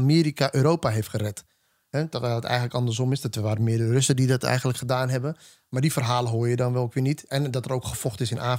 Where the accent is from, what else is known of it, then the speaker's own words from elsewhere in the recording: Ethiopia; now in Netherlands; En ik ben een Ethiopische man die hier in Nederland woont.